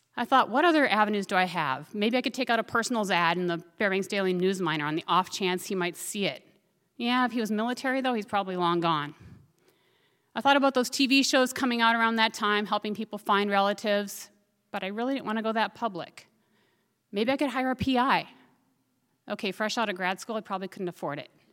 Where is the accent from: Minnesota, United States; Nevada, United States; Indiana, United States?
Minnesota, United States; moved away as an adult; also born or lived in Fairbanks, Alaska; Growing up in Minnesota, we'd go out egg and hunting on walks.